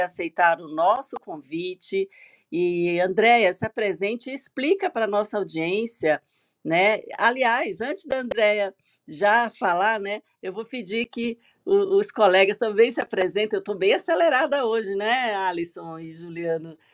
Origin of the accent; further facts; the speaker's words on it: São Luís, Maranhão, Brazil; now in São Paulo, Brazil; Sou maranhense, natural de São Luís do Maranhão, morando em São Paulo há 20 anos.